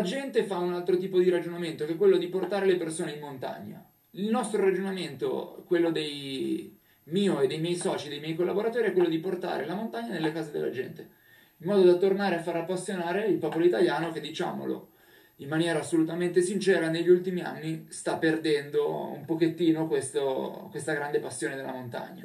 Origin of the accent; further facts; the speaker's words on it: Milan, Lombardy, Italy; io sono milanese ma vivo praticamente le montagne tutto l'anno